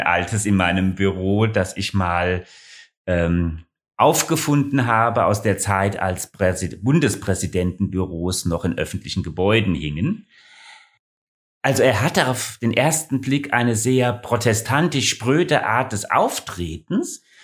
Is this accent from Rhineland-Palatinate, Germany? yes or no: yes; Ingelheim, Rhineland-Palatinate, Germany; moved away as an adult; now in Hesse, Germany; Ursprünglich stamme ich aber aus Ingelheim, hier ganz in der Nähe von Mainz.